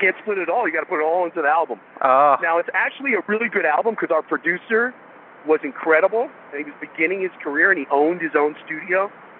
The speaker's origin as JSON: {"language": "English", "region": "California", "country": "United States", "tie": "born or raised there", "said": "Growing up on the Sunset Strip and watching these bands all get signed to become huge stars"}